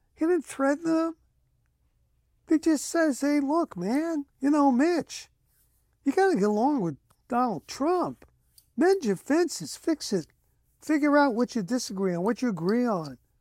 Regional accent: United States; me as an American

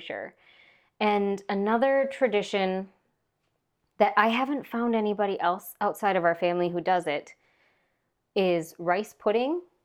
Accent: Minnesota, United States; I grew up on a small hobby farm in Minnesota.

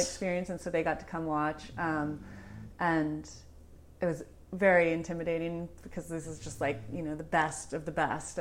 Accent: San Anselmo, California, United States; I grew up in San Selma

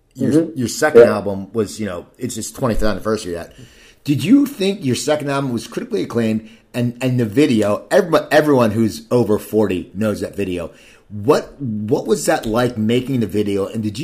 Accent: Pennsylvania, United States; I grew up near Philadelphia, and there was the Philadelphia stable of bands

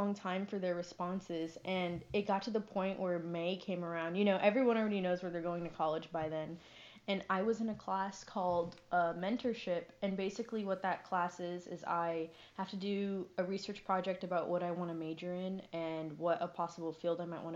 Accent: San Antonio, Texas, United States; moved away as an adult; now in Denton, United States; I'm from San Antonio

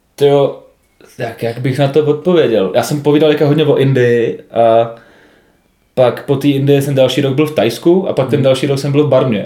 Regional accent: Czechia; jsme Češi

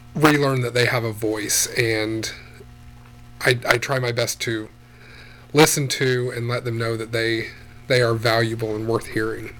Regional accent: Wichita, Kansas, United States; now in Hastings, United States; I grew up in Wichita, Kansas

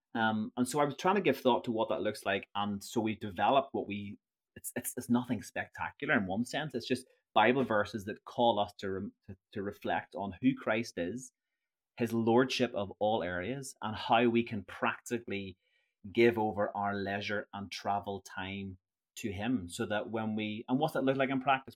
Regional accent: Northern Ireland, United Kingdom; I'm from Northern Ireland.

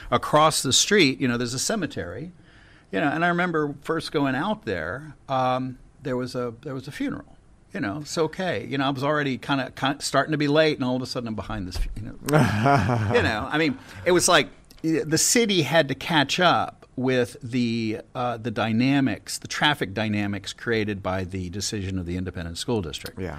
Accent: Galveston, Texas, United States; also born or lived in Houston; We moved around an awful lot, and I was born primarily, raised primarily in Galveston, and then lived on my own in different places.

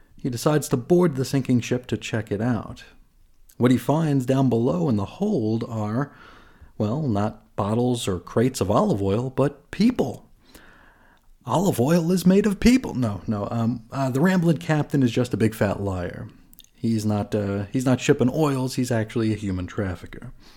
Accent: New York, United States; I grew up in New York

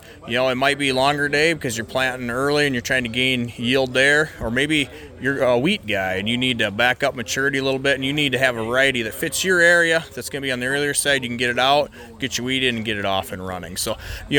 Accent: Parkston, South Dakota, United States; I'm from Parkston, South Dakota here, just south of Dakotafest

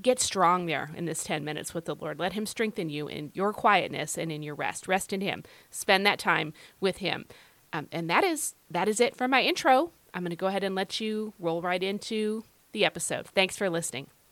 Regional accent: United States

